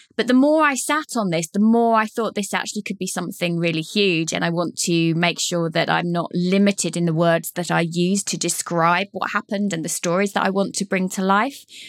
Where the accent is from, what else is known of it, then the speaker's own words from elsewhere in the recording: Leighton Buzzard, East of England, United Kingdom; Leighton Buzzard, my hometown